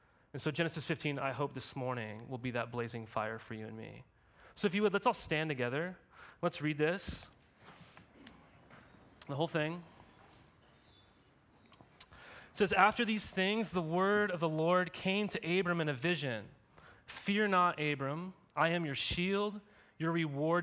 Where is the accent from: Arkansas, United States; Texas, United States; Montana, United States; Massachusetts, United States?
Montana, United States; right outside of my hometown I grew up in Montana